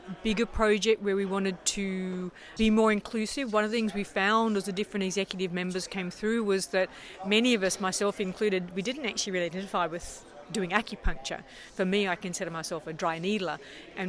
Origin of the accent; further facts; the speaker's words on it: Australia; moved away as an adult; now in Canada; I'm Australian originally. I've been living in Canada for 20 years.